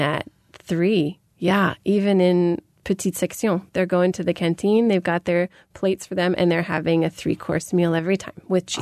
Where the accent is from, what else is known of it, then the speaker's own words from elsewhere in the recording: United States; moved away; growing up in America